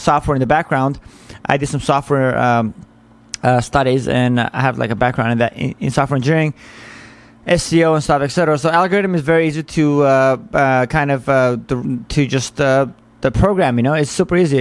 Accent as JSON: {"language": "English", "country": "United States", "said": "as an American"}